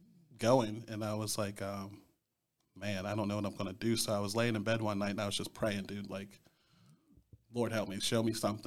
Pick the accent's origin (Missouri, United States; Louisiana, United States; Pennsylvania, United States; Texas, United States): Pennsylvania, United States; Greensburg; also born or lived in Chicago; I'm from Greensburg. I've been here since I was 3. Originally from Chicago.